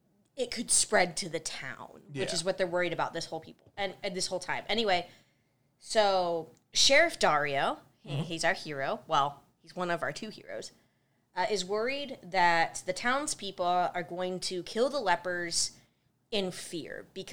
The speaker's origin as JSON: {"language": "English", "region": "Midwest", "country": "United States", "said": "I'm from the Midwest. There's no reason for this. I ain't Southern."}